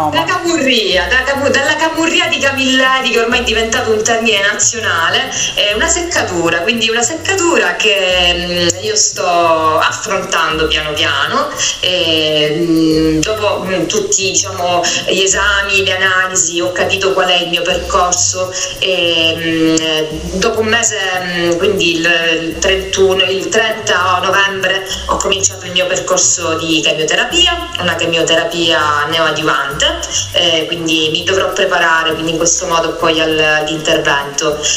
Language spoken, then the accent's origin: Italian; Sicily, Italy; come hai detto tu, sono una siciliana, eh